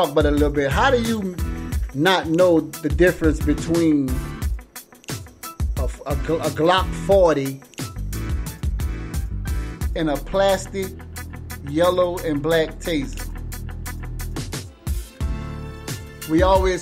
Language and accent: English; Louisiana, United States; I'm from Louisiana.